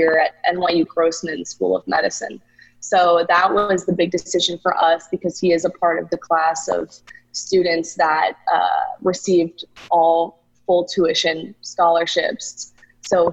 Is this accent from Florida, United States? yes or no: yes; Boca Raton, Florida, United States; now in New York City, United States; I'm from South Florida originally. I'm from Boca Raton, which is in between West Palm Beach and Fort Lauderdale.